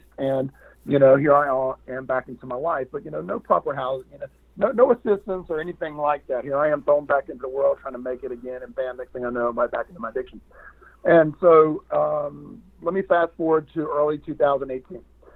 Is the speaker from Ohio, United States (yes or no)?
no; Raleigh, North Carolina, United States; born or raised there